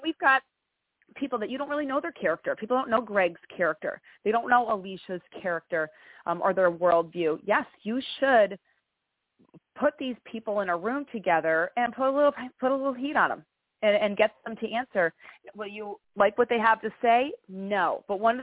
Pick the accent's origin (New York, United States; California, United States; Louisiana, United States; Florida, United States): New York, United States; Greenville; now in Albany, United States; I was raised in a little town called Greenville, and that's where I graduated high school.